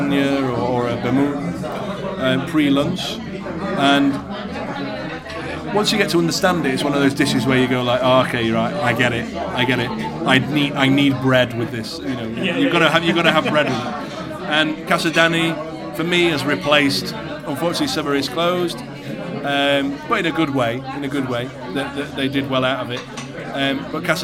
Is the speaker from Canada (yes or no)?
no; United Kingdom; I'm a Brit